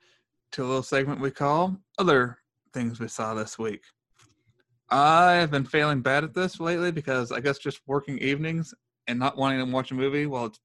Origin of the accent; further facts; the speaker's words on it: Oregon, United States; we're from Oregon audience. You'll have to, you know, we don't get sunshine very often around here.